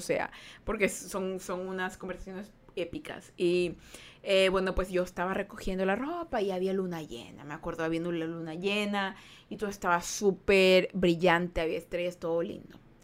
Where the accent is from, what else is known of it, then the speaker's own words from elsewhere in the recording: Guayaquil, Guayas, Ecuador; now in United States; Yo soy el sur de Guayaquil